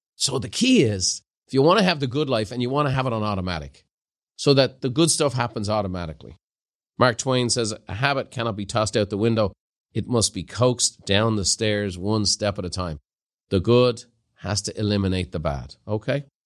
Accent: Ireland; now in California, United States; as an Irishman

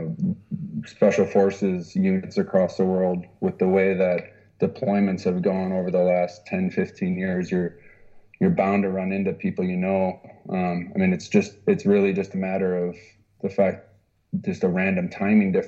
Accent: Minnesota, United States; moved away as an adult; now in Dubai, United Arab Emirates; I was just a normal kid growing up in Minnesota

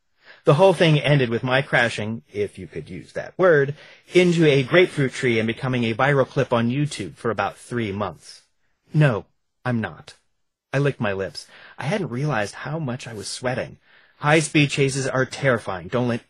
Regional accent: Bloomington, Illinois, United States; my hometown of Bloomington Normal, Illinois.

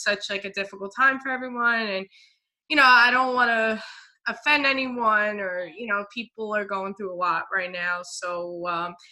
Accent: New York City, New York, United States; also born or lived in Brooklyn; I moved to Staten Island, I was like 2.5, and haven't moved out of Staten Island. I've been born and raised here

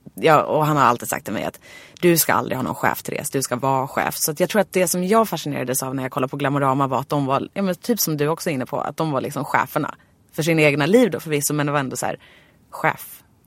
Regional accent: Nynäshamn, Stockholm County, Sweden; jag var ju från Nynäshamn

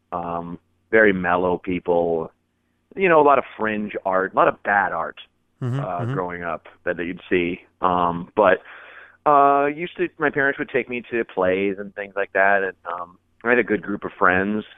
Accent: Portland, Oregon, United States; born or raised there

